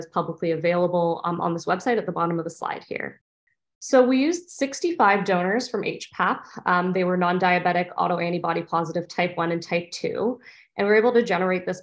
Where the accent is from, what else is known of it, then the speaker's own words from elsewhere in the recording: Canada; moved away as an adult; also born or lived in Ontario, Canada / Boston, United States; now in San Diego, United States; I'm originally from Canada